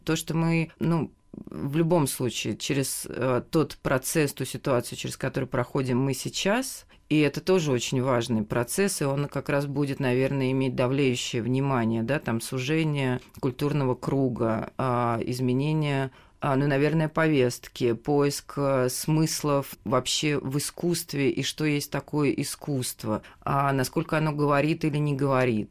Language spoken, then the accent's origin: Russian; Moscow, Russia; я сама москвичка